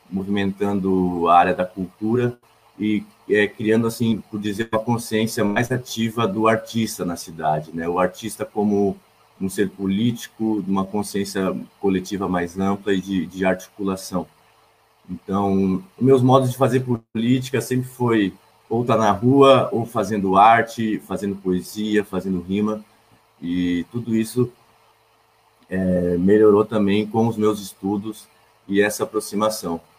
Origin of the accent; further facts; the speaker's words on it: Fortaleza, Ceará, Brazil; also born or lived in Blumenau; Eu nasci em Blumenau, é, fui criado aqui no bairro do Tribés, aqui na Fortaleza.